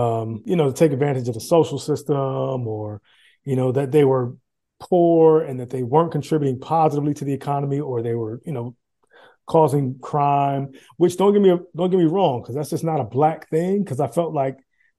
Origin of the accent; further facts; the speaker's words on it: United States; moved away as an adult; I was always, you know, happy that people knew I was American